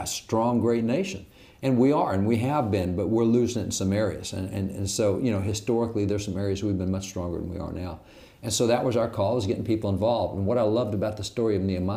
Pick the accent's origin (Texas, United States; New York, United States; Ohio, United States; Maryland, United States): Texas, United States; Aledo; I grew up here in Aledo as a cowboy.